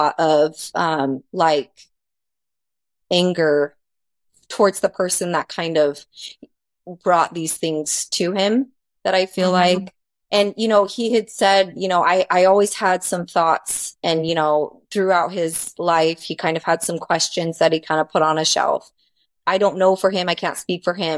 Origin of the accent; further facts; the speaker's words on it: Arizona, United States; moved away; I grew up in Arizona, and that's where we were married. And I knew everyone because that was just, I'd lived there, my whole life